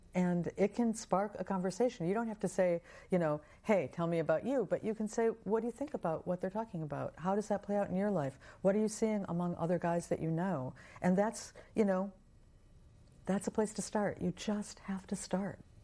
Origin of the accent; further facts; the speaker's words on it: United States; growing up in American culture